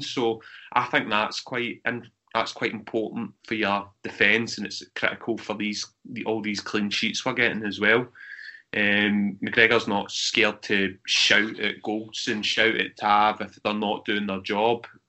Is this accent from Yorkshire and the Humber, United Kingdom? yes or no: no; Scotland, United Kingdom; we're from Scotland